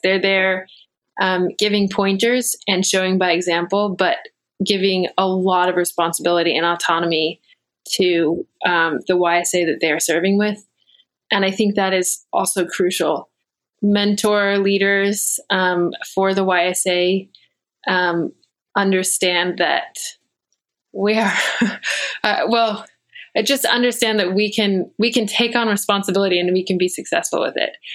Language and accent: English; Virginia, United States; I grew up mostly here in Virginia